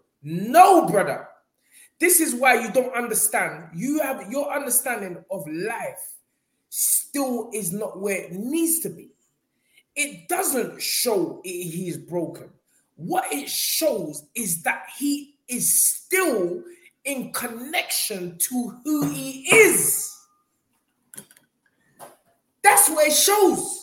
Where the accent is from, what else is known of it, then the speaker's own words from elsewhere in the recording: United Kingdom; as a Brit